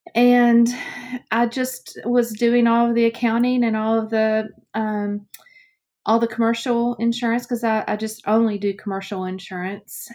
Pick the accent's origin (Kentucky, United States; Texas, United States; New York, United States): Kentucky, United States; Owensboro; accent: very strong Southern accent; here in Kentucky